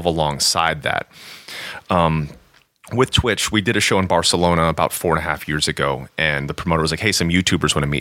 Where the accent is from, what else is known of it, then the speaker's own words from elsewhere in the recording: Japan; I'm half Japanese. I was born in Japan.